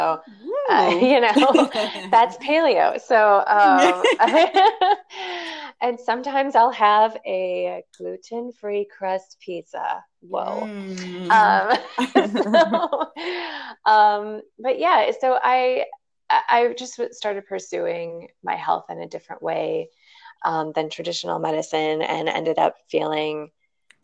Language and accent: English; Chicago, Illinois, United States; I am a Chicago girl